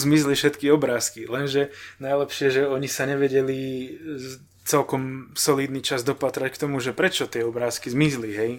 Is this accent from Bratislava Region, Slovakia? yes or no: no; Banská Štiavnica, Banská Bystrica Region, Slovakia; moved away as an adult; now in Ostrava, Czech Republic; narodil som sa v Banskej Štiavnici, tak som tam býval 30 rokov